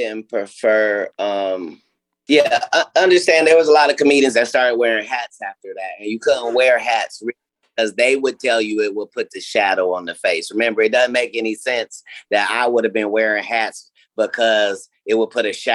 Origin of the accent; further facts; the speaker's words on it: Ohio, United States; I'm from Ohio